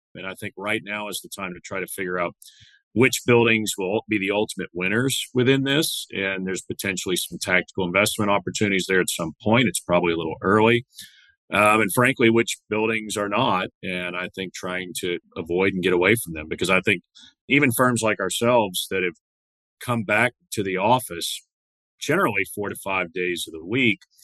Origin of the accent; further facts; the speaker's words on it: Santa Fe, Texas, United States; My hometown is a small town, uh, Santa Fe, Texas, often confused with Santa Fe, New Mexico, but it's a small town uh, in Galveston County